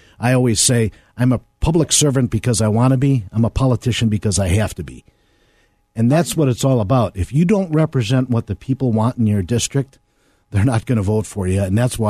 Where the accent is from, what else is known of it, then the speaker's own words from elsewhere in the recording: Chicago, Illinois, United States; I grew up in Garfield Ridge, right by Midway Airport.